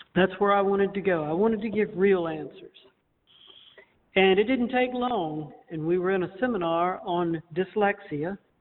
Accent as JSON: {"language": "English", "town": "Montezuma", "region": "Georgia", "country": "United States", "said": "we come from Montezuma, Georgia"}